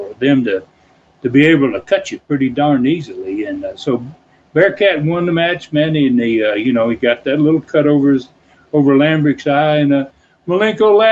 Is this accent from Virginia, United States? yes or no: no; Tennessee, United States; I'd been born in Tennessee. I'll be wrestling in my hometown arena